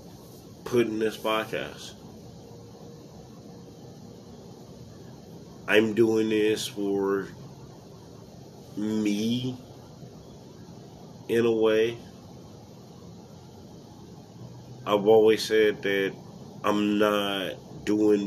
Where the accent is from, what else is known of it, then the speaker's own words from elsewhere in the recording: United States; my home country, United States